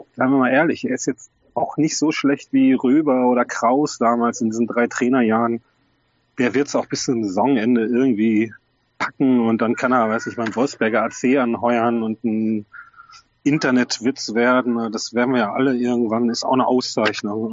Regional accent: North Rhine-Westphalia, Germany; ich bin Westfale

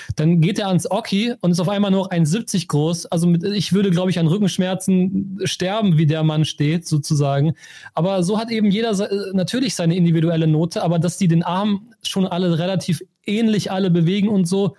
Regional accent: Germany; als Deutsche

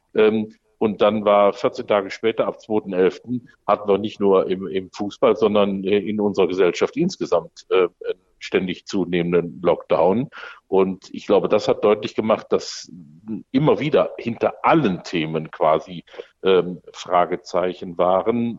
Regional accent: Düsseldorf, North Rhine-Westphalia, Germany; als Düsseldorfer

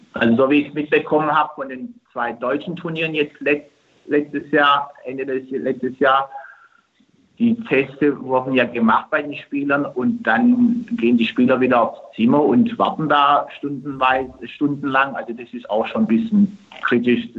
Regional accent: Turkey; moved away; in meiner Heimat

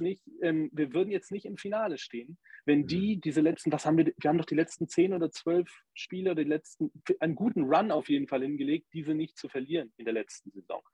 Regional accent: Germany; für uns als Deutsche

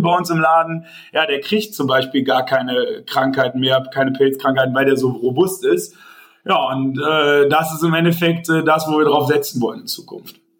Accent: Tönisvorst, North Rhine-Westphalia, Germany; ich komme ja hier aus, aus Forst eigentlich gebürtig, hier aus Tönesforst

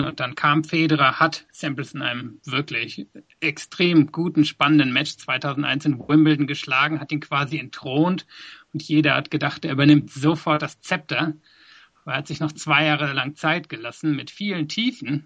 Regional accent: West Germany, Germany; moved away as an adult; also born or lived in South Africa; now in London, United Kingdom; ich bin in Deutschland aufgewachsen bis nach der Schule

